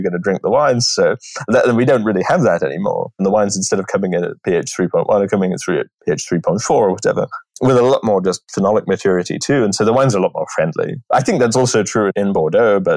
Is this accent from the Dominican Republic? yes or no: no; England, United Kingdom; moved away; I'm an Englishman, and that's what my palate was formed with that. You can take me out of England, but you can't take England out of me